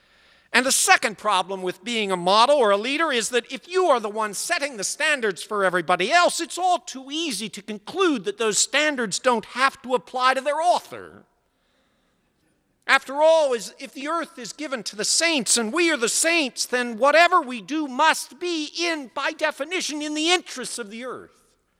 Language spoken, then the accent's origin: English; New England, United States; but I'm from New England